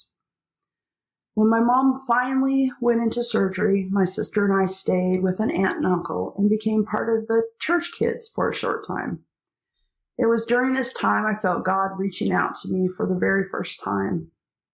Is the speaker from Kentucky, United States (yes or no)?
no; Eastern Washington, United States; Growing up in Eastern Washington in the midst of many grape vineyards